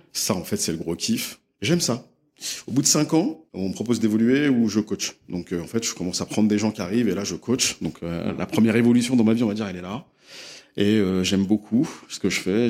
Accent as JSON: {"language": "French", "town": "Les Mureaux", "region": "Île-de-France", "country": "France", "tie": "born or raised there", "also_born_or_lived": "London", "said": "j'ai grandi euh, dans une ville qui s'appelle Les Mureaux, où j'ai passé euh, une bonne partie de mon enfance"}